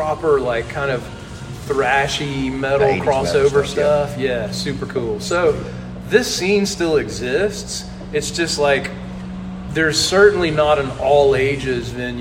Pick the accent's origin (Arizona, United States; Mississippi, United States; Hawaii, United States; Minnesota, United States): Mississippi, United States; Tupelo; I'm from Tupelo. I grew up here, graduated high school in 94